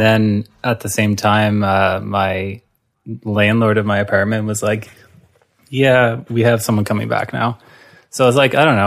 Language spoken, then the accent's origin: English; Halifax, Nova Scotia, Canada; moved away; also born or lived in Hamilton; growing up in Halifax